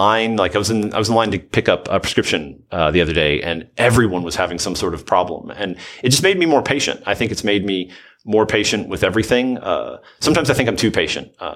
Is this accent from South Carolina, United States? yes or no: no; Southern Middle Tennessee, United States; I'm from the Southern Middle Tennessee area